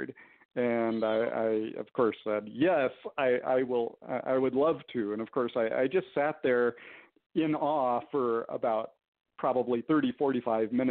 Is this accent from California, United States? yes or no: yes; Southern California, United States; also born or lived in Southern New Mexico; now in New Mexico, United States; I grew up in Southern California